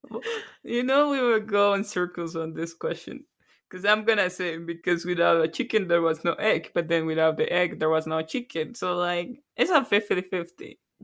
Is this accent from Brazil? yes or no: no; Colombia; moved away as an adult; now in Canada; Born and raised in Colombia. Moved to Canada about nine years ago.